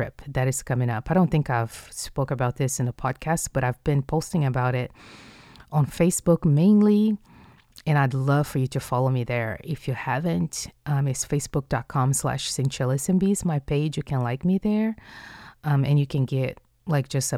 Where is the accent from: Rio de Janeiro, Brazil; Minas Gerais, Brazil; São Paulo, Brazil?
Rio de Janeiro, Brazil; moved away; I'm from Rio de Janeiro, which is southeast.